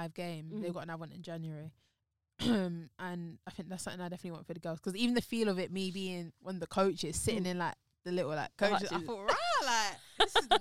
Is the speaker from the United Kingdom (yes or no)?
yes; London, United Kingdom; I was born in Chelsea, Westminster.